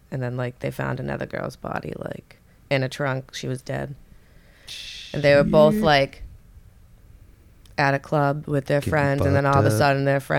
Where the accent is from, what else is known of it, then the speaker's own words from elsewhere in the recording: Oakland, California, United States; I don't give a fuck. I'm from Oakland.